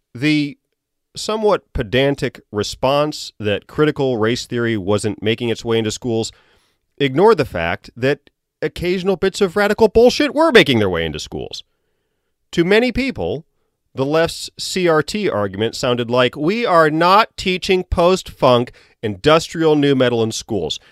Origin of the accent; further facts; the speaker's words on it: Virginia, United States; moved away; I'm from Virginia. I went down there recently